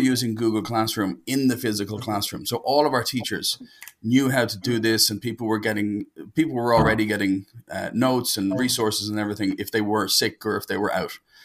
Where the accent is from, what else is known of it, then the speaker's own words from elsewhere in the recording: Dublin, Leinster, Ireland; I'm from Dublin in Ireland, which is the center of the known universe.